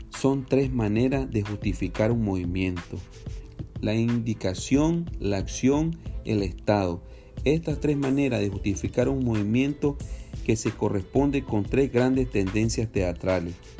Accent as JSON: {"language": "Spanish", "country": "Nicaragua", "said": "somos nicaragüenses, por gracia de Dios. Somos de Nicaragua, Centroamérica"}